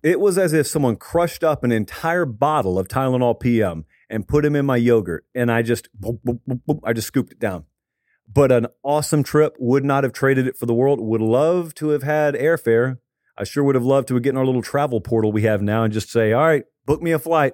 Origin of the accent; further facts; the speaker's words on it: the South, United States; growing up in the South